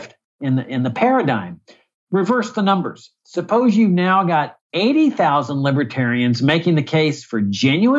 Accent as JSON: {"language": "English", "town": "Laredo", "region": "Texas", "country": "United States", "tie": "born or raised there", "moved": "yes", "said": "my hometown of Laredo, Texas"}